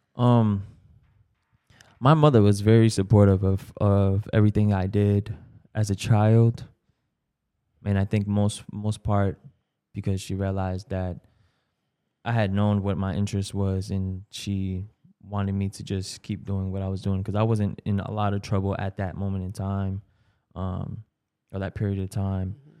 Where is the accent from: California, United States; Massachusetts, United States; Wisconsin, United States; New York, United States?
Massachusetts, United States; Brockton; growing up in Brockton was pretty, pretty smooth